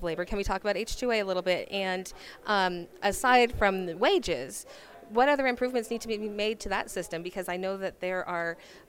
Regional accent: California, United States; moved away; Like I said, I'm originally from California

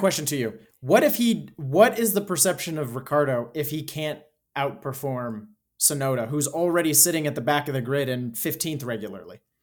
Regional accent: United States; as an American

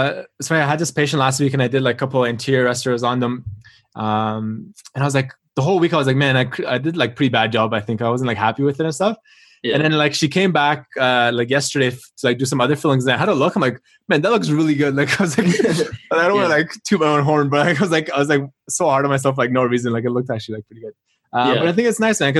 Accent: Toronto, Ontario, Canada; also born or lived in Melbourne, Australia; I went to the University of Melbourne, Australia. And so I came, like I'm from Toronto. So I came back to Toronto

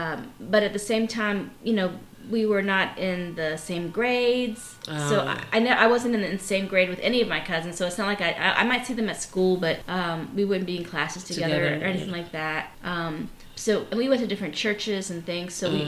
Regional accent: New Orleans, Louisiana, United States; also born or lived in Havana, Cuba; I enjoyed my growing up in New Orleans

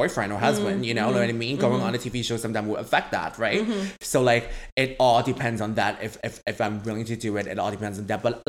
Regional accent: Vancouver, British Columbia, Canada; also born or lived in San Francisco / Hong Kong; I'm from Vancouver. I grew up here my whole life. So I've been here since I was grade one. So I was born in San Francisco

